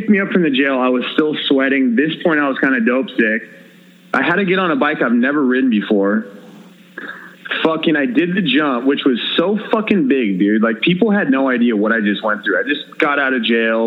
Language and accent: English; United States; I'm fucking American. I don't speak your language.